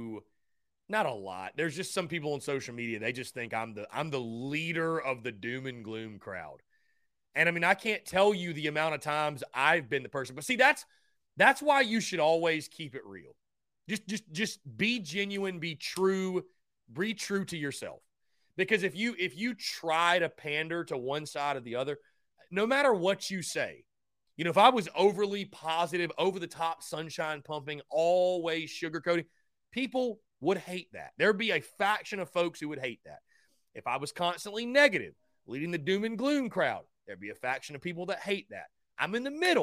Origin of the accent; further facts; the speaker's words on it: North Augusta, South Carolina, United States; also born or lived in Charlotte, North Carolina; I'm from North Augusta, South Carolina.